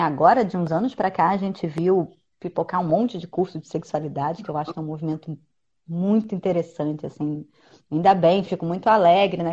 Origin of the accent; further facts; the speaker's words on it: Rio de Janeiro, Brazil; eu sou do Rio de Janeiro